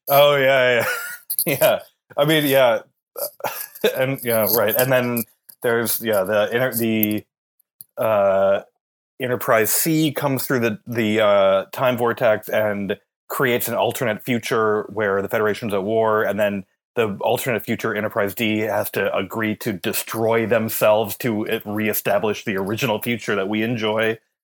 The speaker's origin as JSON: {"language": "English", "region": "Minnesota", "country": "United States", "said": "I'm from Minnesota"}